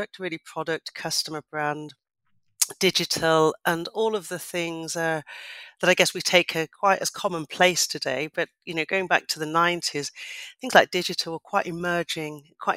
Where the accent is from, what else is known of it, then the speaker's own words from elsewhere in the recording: Leicester, East Midlands, United Kingdom; I come from Leicester, come from a council estate in Leicester, from a single parent family with my mum and my sisters